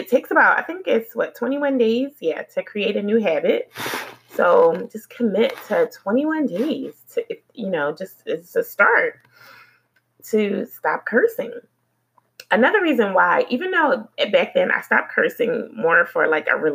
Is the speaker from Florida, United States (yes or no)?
no; Philadelphia, Pennsylvania, United States; moved away; I'm from Philly, and, you know, Philadelphia, I really appreciate the upbringing that I had there